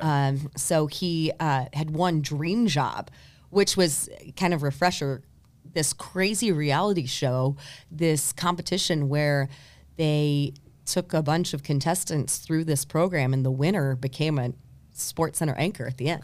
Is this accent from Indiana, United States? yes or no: yes; New Albany, Indiana, United States; also born or lived in Louisville, Kentucky / Terre Haute, Indiana; I was actually born in Louisville, Kentucky, but raised in New Albany, Indiana